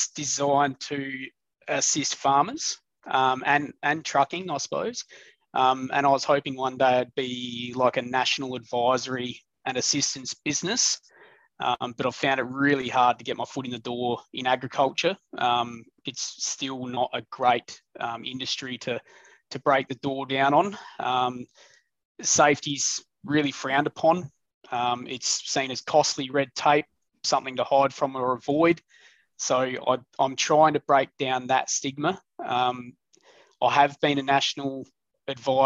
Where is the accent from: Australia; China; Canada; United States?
Australia; Snowtown, South Australia; I was born into farming. I was born in Snowtown, actually.